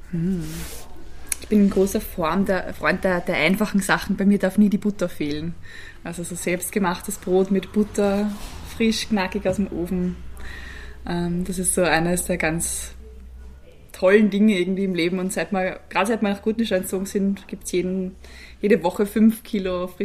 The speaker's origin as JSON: {"language": "German", "town": "Gedersdorf", "region": "Lower Austria", "country": "Austria", "tie": "born or raised there", "said": "Also ich bin aufgewachsen, ich komme aus dem schönen Gedersdorf, auch in Niederösterreich, eineinhalb Stunden von hier in der Nähe von Krems. Bin dort wirklich sehr klassisch am Land groß geworden"}